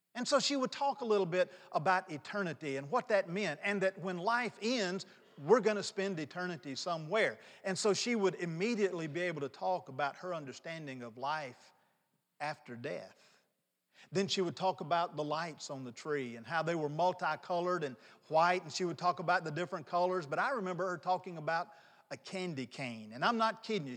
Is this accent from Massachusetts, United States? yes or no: no; North Mississippi, United States; moved away as an adult; also born or lived in New Orleans; I grew up in North Mississippi